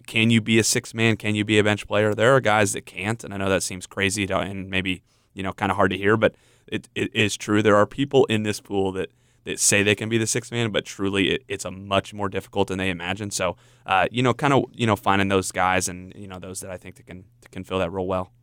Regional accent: Indiana, United States; I grew up in Indiana

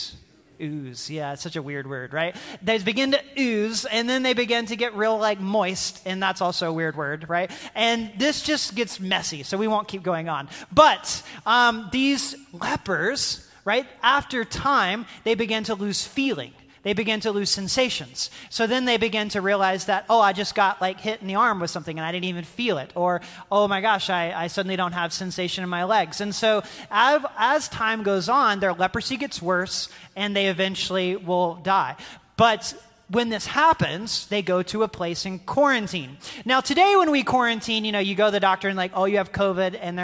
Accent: North Carolina, United States; moved away as an adult; also born or lived in Dallas, Texas; Southern kid from North Carolina, right, going to school at Dallas Seminary, having spent my entire life in the Bible Belt.

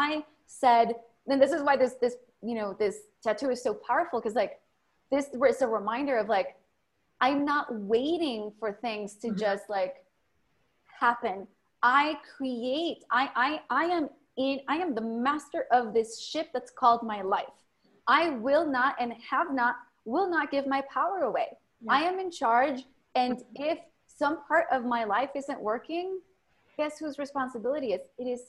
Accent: Mexico; English is a second language; now in United States; I was born in Mexico, grew up in a ghetto.

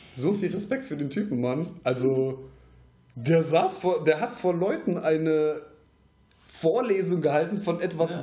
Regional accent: Troisdorf, North Rhine-Westphalia, Germany; wir kommen aus Troisdorf jetzt

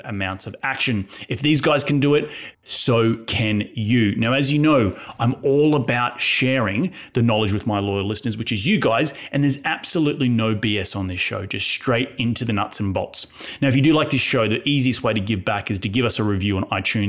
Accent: Australia; I'm from Australia

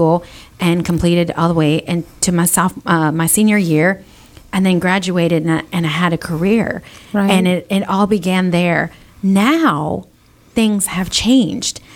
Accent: Pasadena, Texas, United States; when I was in school, I was bused from Rayburn to Pasadena High School

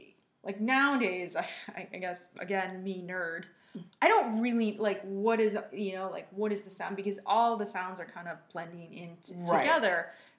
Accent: Northville, Michigan, United States; I grew up in Michigan, and when I was in middle school, it was predominantly Northville, Michigan. It was predominantly white.

